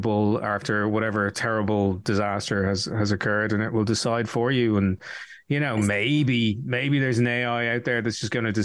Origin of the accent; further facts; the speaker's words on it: Dublin, Leinster, Ireland; I was this guy from Dublin